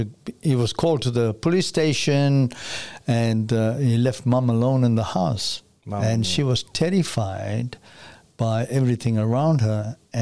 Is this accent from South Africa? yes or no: yes; South Africa; born or raised there